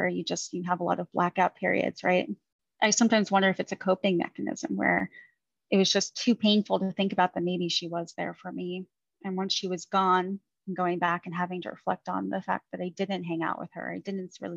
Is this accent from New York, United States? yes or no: yes; Long Island, New York, United States; also born or lived in Queens, New York; now in Virginia Beach, United States; I grew up in Queens, New York for about 5.5 years of my life until we moved out to Long Island